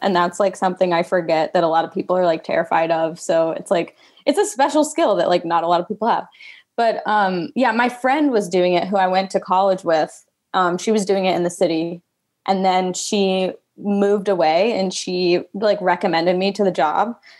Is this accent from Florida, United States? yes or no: no; Fayetteville, Georgia, United States; I grew up uh, in a suburb south of Atlanta. It's okay. Fayetteville, Georgia